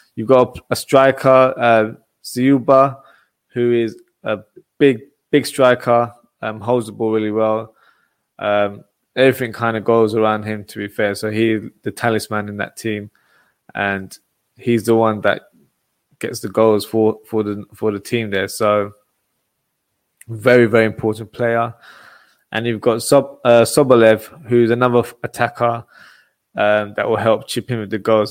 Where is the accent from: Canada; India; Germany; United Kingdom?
United Kingdom; England; my home country, England.